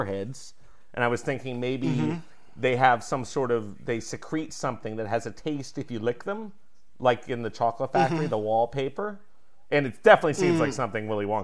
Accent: Connecticut, United States; I am from Connecticut

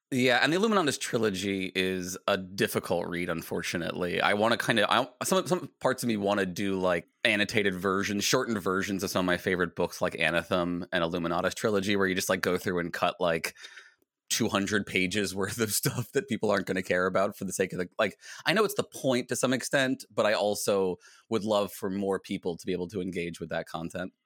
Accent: Virginia, United States; I grew up in Virginia

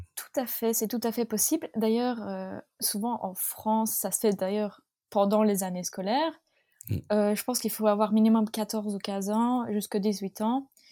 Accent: north of the Arlon area, Wallonia, Belgium; toute ma famille vient de ma région natale, c'est-à-dire le, le, nord de la région d'Arlon en Belgique. Donc euh, vraiment, on n'a pas bougé

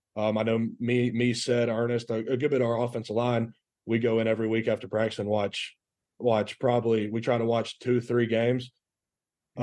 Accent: Rome, Georgia, United States; also born or lived in Chattanooga, Tennessee; I was born there, moved down because my dad got a coaching job. So we moved to Rome

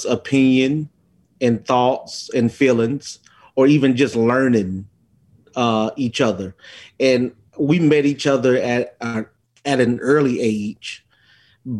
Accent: Atlanta, Georgia, United States; I'm born and raised in Atlanta, Georgia.

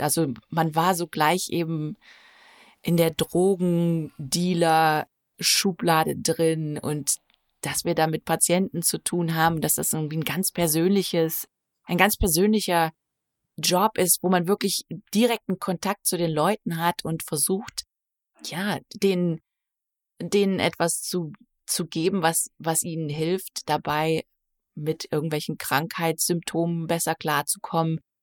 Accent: Nettetal, North Rhine-Westphalia, Germany; moved away as an adult; also born or lived in New Zealand; now in Maine, United States; Ich komme aus einem kleinen Ort namens Nettetal an der niederländischen Grenze.

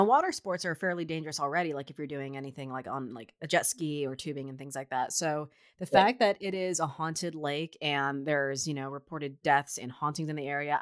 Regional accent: Tuscarawas County, Ohio, United States; near where I grew up in Tuscarawas County, Ohio

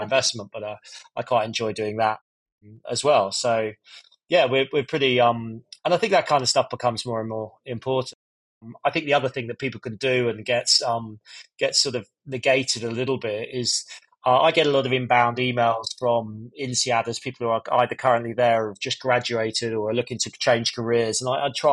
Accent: Scotland, United Kingdom; I'm Scottish

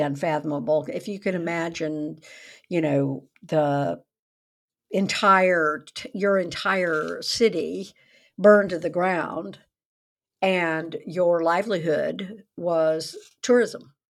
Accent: the South, United States; I grew up in the South

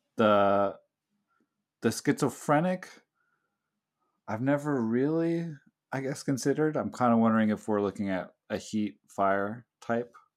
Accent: the Bay Area, California, United States; now in Hawaii, United States; I'm from the Bay Area

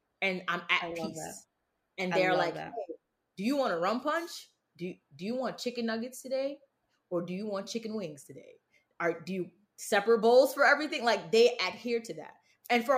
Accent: Bridgeport, United States; I'm from Bridgeport

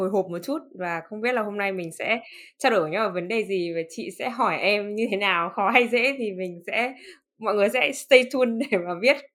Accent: Northern Vietnam, Vietnam; thứ nhất là bởi vì em là người miền Bắc và em rất là thân thuộc với cái chuyện ăn phở

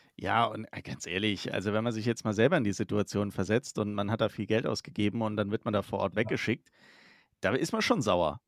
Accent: Germany; Wir bei uns in Deutschland hier

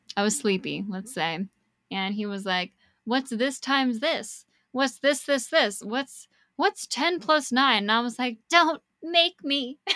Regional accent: Niwot, Colorado, United States; my hometown

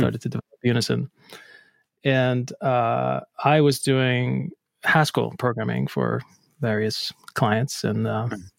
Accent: Akureyri, Northeastern Region, Iceland; moved away as an adult; also born or lived in Reykjavik, Iceland; now in Boston, United States; I'm originally from Akureyri, Iceland

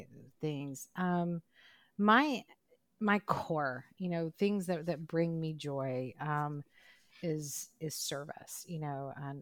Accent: Mississippi, United States; growing up in Mississippi, which is, it's a challenging, different place to grow up than some of our other places across the country.

